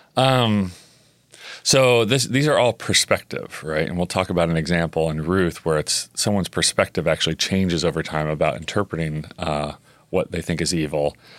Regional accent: Oklahoma, United States; I grew up in Oklahoma

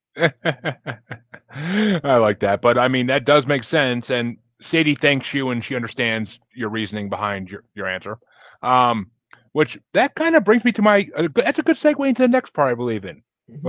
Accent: Kingston, New York, United States; moved away as an adult; now in Massachusetts, United States; Kingston, New York originally. Lived there for okay. 25, 26 years.

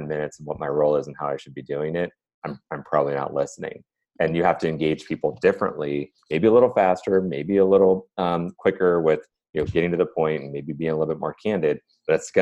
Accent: Cleveland, Ohio, United States; I'm from Ohio, I'm from Cleveland

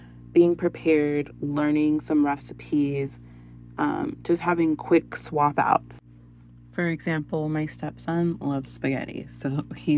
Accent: San Antonio, Texas, United States; We're from San Antonio

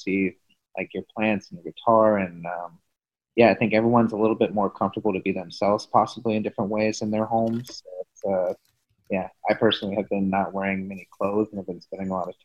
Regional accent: Pensacola, Florida, United States; moved away; I'm back in my hometown where I'm based out of Pensacola, Florida right now.

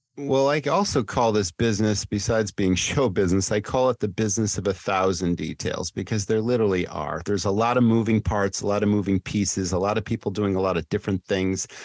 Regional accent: Massachusetts, United States; my hometown in Massachusetts where I grew up

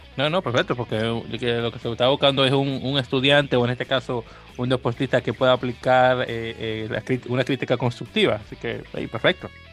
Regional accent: Santo Domingo, Distrito Nacional, Dominican Republic; En República Dominicana, de donde yo soy, que no sé si no, te lo llega a mencionar, que soy de Santo Domingo de Guzmán

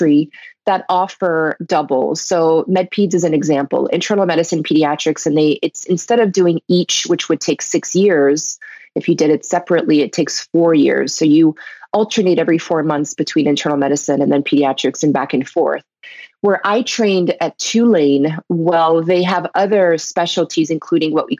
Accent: Belgium; moved away; I was born in Belgium

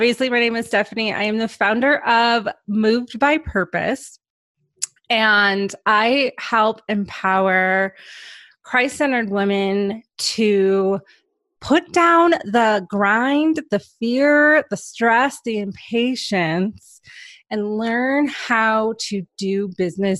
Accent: Michigan, United States; I grew up in Michigan. So I've lived in Michigan my whole life

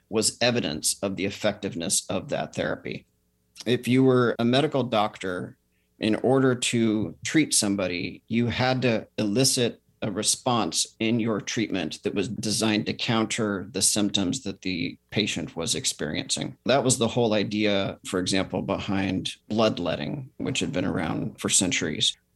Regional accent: California, United States; in California.

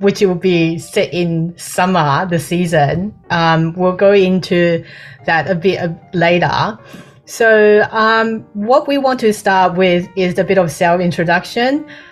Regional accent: Changhua County, Taiwan; moved away; I was from Zhanghua as well

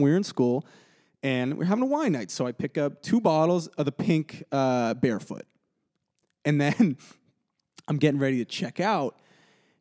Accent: around Boston, Massachusetts, United States; I, like, grew up around Boston.

